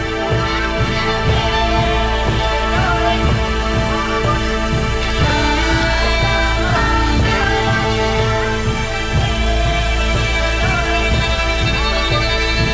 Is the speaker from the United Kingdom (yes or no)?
yes; Orkney, Scotland, United Kingdom; I come from Orkney, I'm not supposed to speak any Gaelic at all